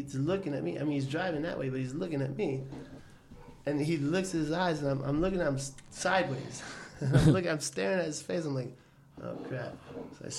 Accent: Miami, Florida, United States; also born or lived in West Palm Beach, Florida; I was born in West Palm Beach, and I moved down to Cutler Ridge. I was like a year old.

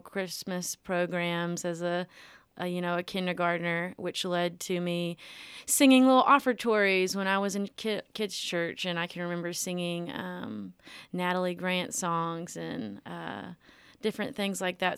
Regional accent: Millington, Tennessee, United States; I'm from Millington, Tennessee, born and raised in Millington, still there

